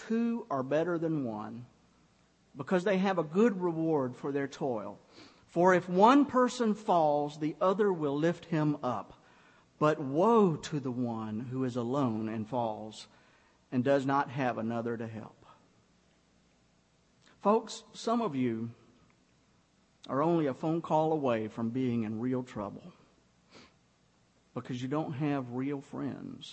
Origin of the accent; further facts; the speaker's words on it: Griffin, Georgia, United States; moved away; my hometown in Griffin